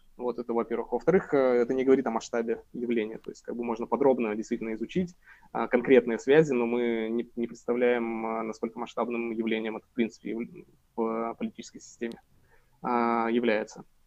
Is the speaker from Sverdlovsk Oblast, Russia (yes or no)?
yes; Sverdlovsk Oblast, Russia; я из Свердловской области